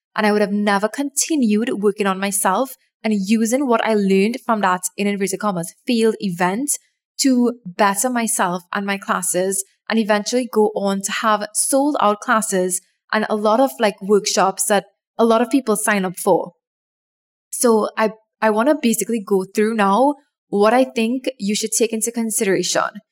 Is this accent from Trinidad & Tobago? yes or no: yes; Trinidad & Tobago; my home country of Trinidad and Tobago, we have this exam that everybody writes when they are like 10 or 11, 12, around that age.